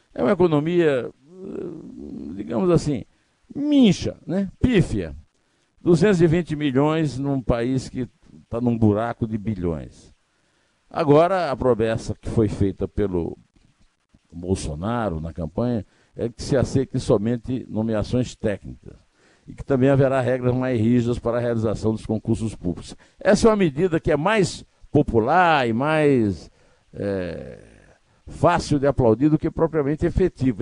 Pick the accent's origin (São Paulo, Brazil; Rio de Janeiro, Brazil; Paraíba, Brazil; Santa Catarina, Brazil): Paraíba, Brazil; Uiraúna; pertinho de Uiraúna, onde eu nasci